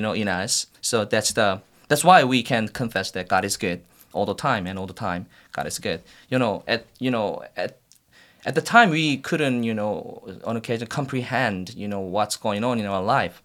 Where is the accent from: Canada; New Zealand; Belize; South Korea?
South Korea; English is a second language; moved away as an adult; also born or lived in Washington, D.C. / Missouri; now in United States; I was born and raised in Korea, South Korea